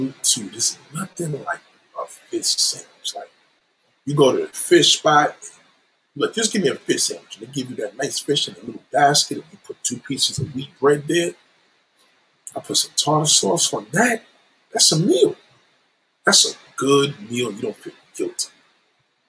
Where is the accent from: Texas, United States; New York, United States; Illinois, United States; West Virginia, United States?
New York, United States; New York City; I grew up in Brooklyn Women's Hospital. I was born in Brooklyn Women's Hospital.